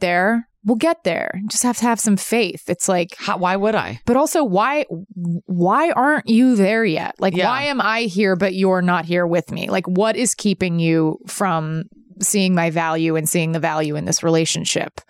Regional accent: the South, United States; moved away; also born or lived in New York; I grew up in the South

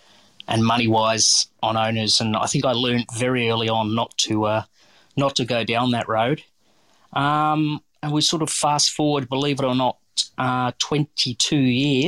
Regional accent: Geelong, Victoria, Australia; Yeah, well, basically I was born and raised in Geelong.

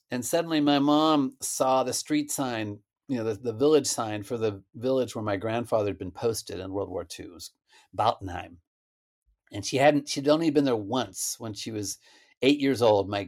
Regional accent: United States; But I was born in the United States and my little sister was too. But we had this little German enclave in the middle of the prairie.

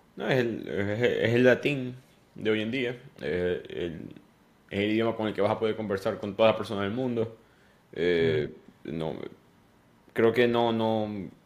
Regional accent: Venezuela; moved away as an adult; now in United States; cuando fui para la universidad allá en Venezuela

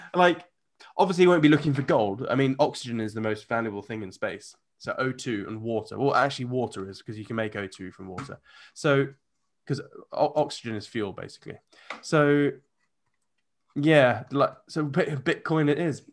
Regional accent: United Kingdom; I'm a Brit

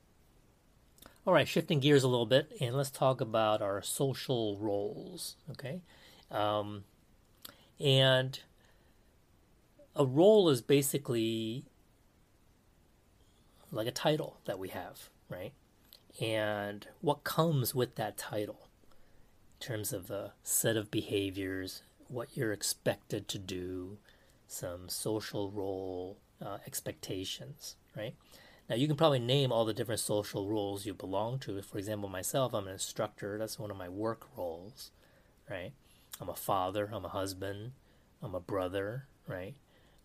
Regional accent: United States; Now I'm Taiwanese American

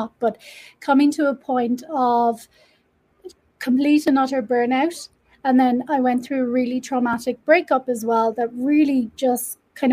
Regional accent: Ireland; now in Mexico; I am Irish, living in Mexico.

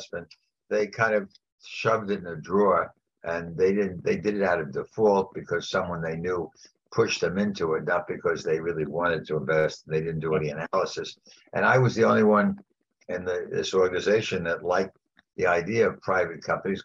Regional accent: New York City, New York, United States; also born or lived in Ohio; I grew up in New York. I went to school in New York

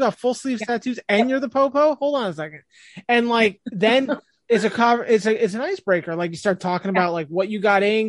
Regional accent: New Jersey, United States; I'm from Jersey and I don't really have a Jersey accent

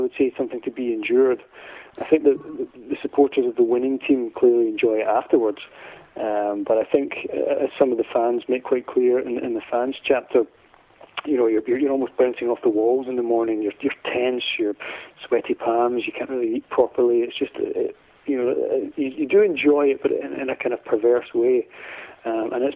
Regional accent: Glasgow, Scotland, United Kingdom; I'm from Glasgow

